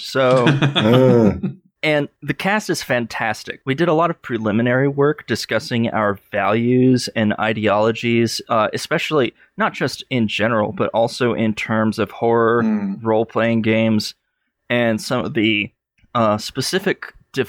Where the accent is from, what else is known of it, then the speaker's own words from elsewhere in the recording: Athens, Georgia, United States; my hometown, Athens, Georgia